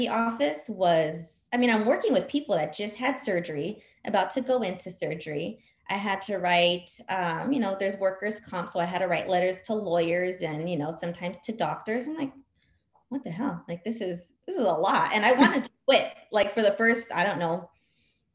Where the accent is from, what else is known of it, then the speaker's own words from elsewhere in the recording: Whittier, California, United States; moved away as an adult; also born or lived in upstate New York; I grew up in Whittier, California